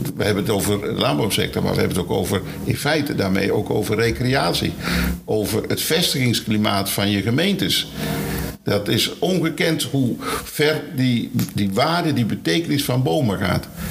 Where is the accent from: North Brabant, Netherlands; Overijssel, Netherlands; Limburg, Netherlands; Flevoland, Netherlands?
Limburg, Netherlands; Maastricht; moved away; Ik kom zelf uit Maastricht, dus ik kom niet hier vandaan.